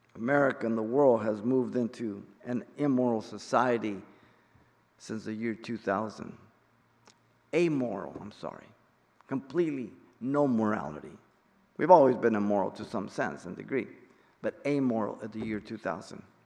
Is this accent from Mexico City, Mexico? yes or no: yes; Mexico City, Mexico; I'm Mexican. I was born in Mexico City.